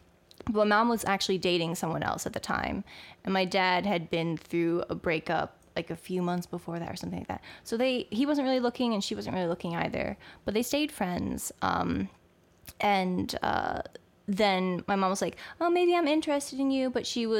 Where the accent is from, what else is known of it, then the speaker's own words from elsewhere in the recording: East Brunswick, New Jersey, United States; I grew up on the East Coast. So central New Jersey, East Brunswick.